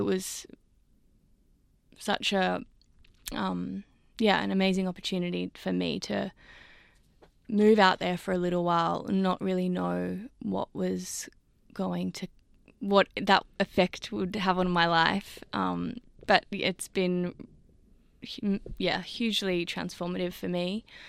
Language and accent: English; Sydney, New South Wales, Australia; having grown up in Sydney and I grew up in Newtown